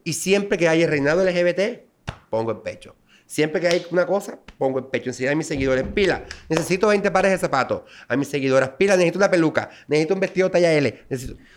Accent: Las Palmas, Bolívar, Colombia; moved away; soy nativo de Las Palmas, Bolívar

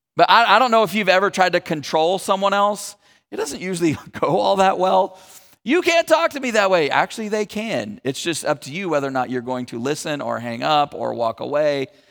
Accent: Northern California, United States; also born or lived in Texas; I've spent most of my life in Northern California

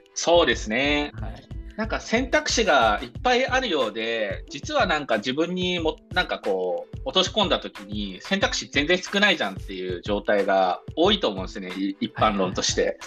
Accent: Fukaya, Saitama, Japan; 生まれ故郷が埼玉県深谷市というところで深谷のに生まれ育った

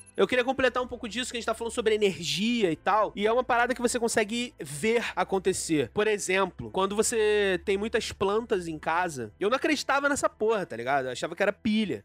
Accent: Baixada Fluminense, Rio de Janeiro, Brazil; Eu sou da Baixada

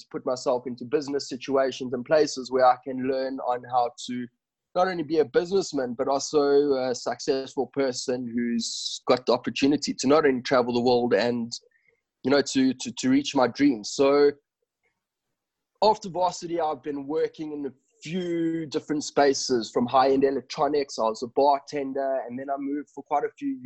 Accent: South Africa; also born or lived in Johannesburg; I am born and bred in South Africa. I grew up in Victoria and I'm now living in Johannesburg.

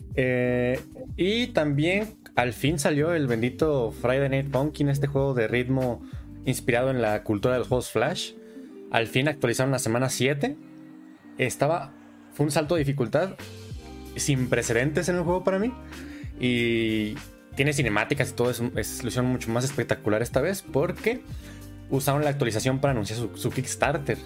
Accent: southern Michoacán, Mexico; Yo soy del estado de Michoacán

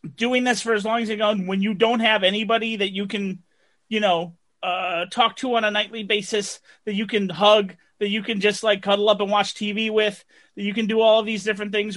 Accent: New Jersey, United States; Growing up in Jersey

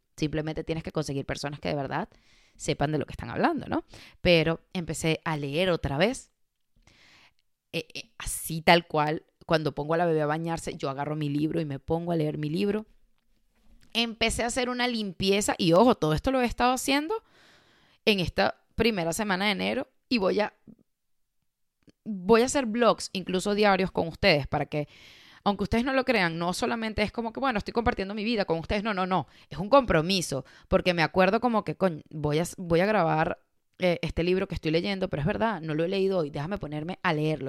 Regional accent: Caracas, Capital District, Venezuela; moved away as an adult; Caracas, que es la, la ciudad donde yo nací en Venezuela

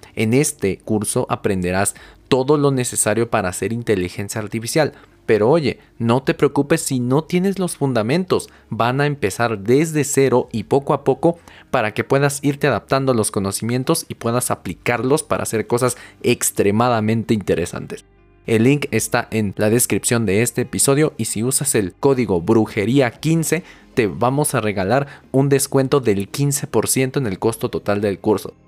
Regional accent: Mexico; nosotros, no sé, como mexicanos

